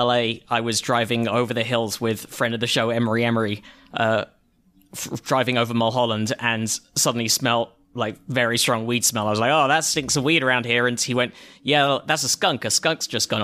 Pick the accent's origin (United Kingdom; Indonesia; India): United Kingdom; when we went on holiday to Spain or something like that from Britain